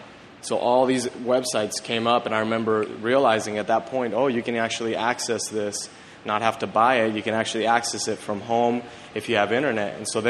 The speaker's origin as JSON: {"language": "English", "region": "Mexico City", "country": "Mexico", "tie": "born or raised there", "said": "I grew up in Mexico City, and I was a missionary kid."}